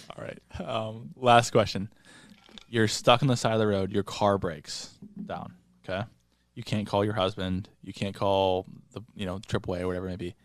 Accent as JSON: {"language": "English", "region": "Florida", "country": "United States", "tie": "born or raised there", "moved": "yes", "said": "I decorated my hometown house in Florida"}